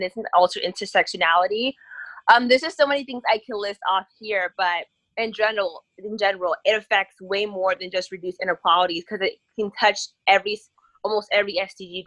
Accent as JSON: {"language": "English", "town": "Piscataway", "region": "New Jersey", "country": "United States", "said": "I'm from Piscataway, New Jersey, and I attend Howard University"}